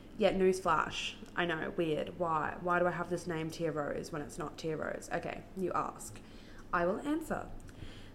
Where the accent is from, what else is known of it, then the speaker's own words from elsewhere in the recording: Brisbane, Queensland, Australia; I'm from Brisbane in Australia